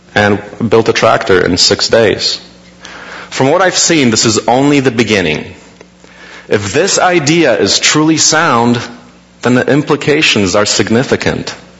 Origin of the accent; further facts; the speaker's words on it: Poland; now in United States; I was born in Poland, now in the US.